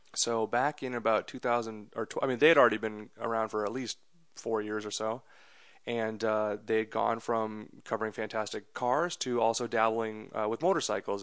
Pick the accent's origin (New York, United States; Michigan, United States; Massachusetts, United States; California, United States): Massachusetts, United States; Andover; also born or lived in India; I grew up in Massachusetts in a, in a town called Andover, a suburb of Boston